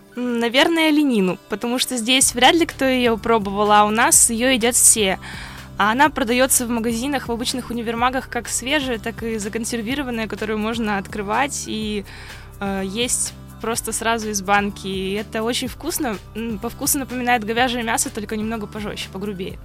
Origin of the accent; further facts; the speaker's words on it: Kharp, Yamalo-Nenets Autonomous Okrug, Russia; moved away as an adult; now in Saint Petersburg, Russia; Мой поселок находится на полуострове Ямал за Северным полярным кругом.